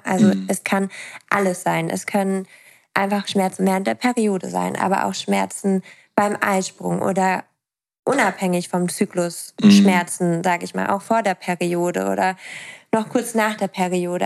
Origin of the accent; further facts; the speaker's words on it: East Frisia, Lower Saxony, Germany; ich komme ja aus Ostfriesland. Also ich komme vom Dorf.